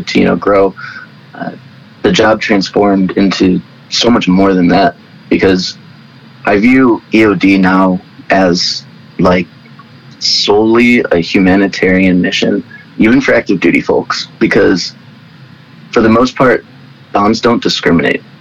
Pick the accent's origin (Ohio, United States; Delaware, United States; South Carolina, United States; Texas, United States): Ohio, United States; Cleveland; I grew up in the suburbs of Cleveland, Ohio